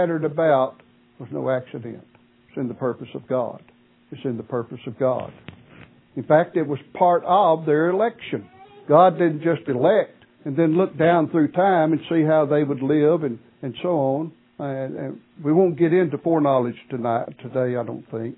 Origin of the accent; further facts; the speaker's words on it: Martin, Tennessee, United States; moved away as an adult; It has been approximately 47 years since I have lived in the location where I was born and raised